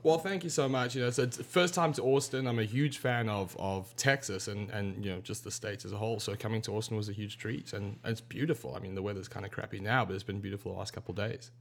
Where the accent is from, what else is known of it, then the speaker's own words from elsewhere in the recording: South Africa; I grew up in South Africa